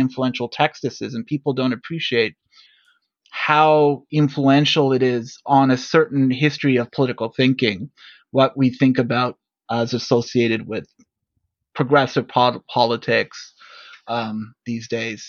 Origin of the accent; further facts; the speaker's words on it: Toronto, Ontario, Canada; I'm from Toronto